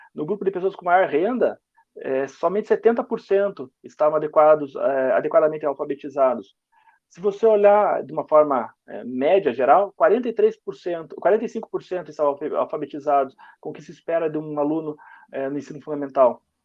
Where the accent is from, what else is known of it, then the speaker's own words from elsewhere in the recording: Curitiba, Paraná, Brazil; eu e o Fernando somos de Curitiba